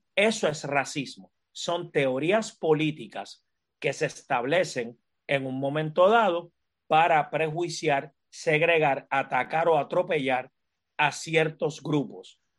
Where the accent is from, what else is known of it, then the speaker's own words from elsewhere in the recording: Puerto Rico; yo soy un, un, afrodescendiente o un afropuertorriqueño o un afroboricua, eh, como, como deseen llamarlo. En Arroyo Bichuera soy un puertorriqueño negro